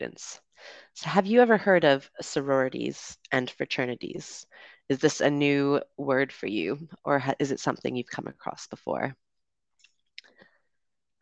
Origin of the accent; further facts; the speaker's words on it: Canada; also born or lived in United Kingdom; now in Dominican Republic; I'm from Canada, but I also lived in the UK